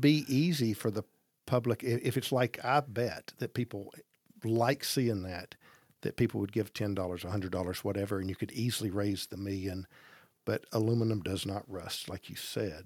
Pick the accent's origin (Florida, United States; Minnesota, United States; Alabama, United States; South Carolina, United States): Alabama, United States; Gadsden; born or raised there